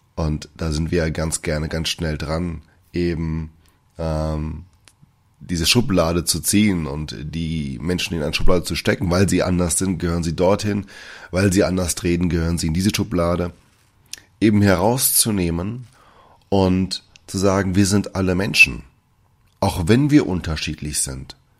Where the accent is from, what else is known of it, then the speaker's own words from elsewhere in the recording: Germany; also born or lived in Brazil; Ich bin gebürtiger Brasilianer und auch dort aufgewachsen, bis ich mit fünf Jahren hierher gekommen bin. Ich wurde von deutschen Eltern adoptiert und dementsprechend auch erzogen